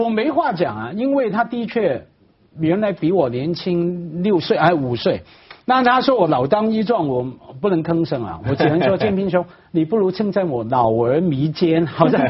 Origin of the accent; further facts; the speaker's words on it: Hong Kong; 我我一个香港人啊，在大城市长大，我看了也有眼。